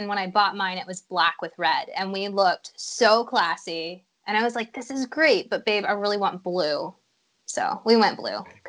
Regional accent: Illinois, United States; Well, I'm from Illinois, so we don't get a lot of fun riding. It's basically just flat and straight, yeah. Lots of cornfields.

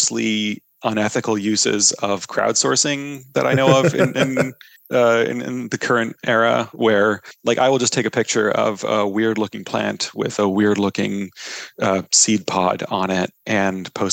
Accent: Canada; I am from Canada

